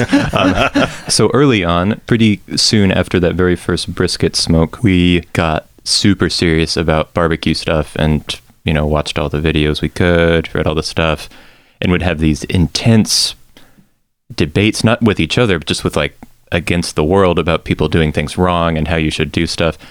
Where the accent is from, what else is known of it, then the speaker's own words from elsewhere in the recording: Texas, United States; I'm from Texas.